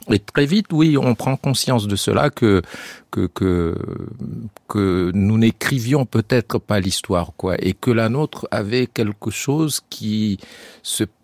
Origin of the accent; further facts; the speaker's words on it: Chad; moved away; also born or lived in France; quand on est tchadien